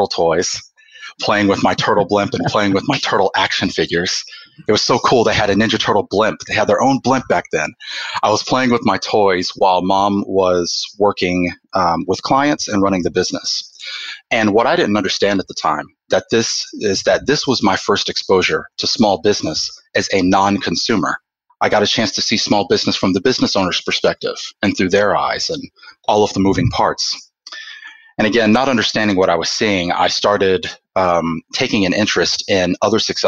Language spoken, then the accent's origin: English; Atlanta, Georgia, United States; now in Oklahoma, United States; I was born and raised in Atlanta, Georgia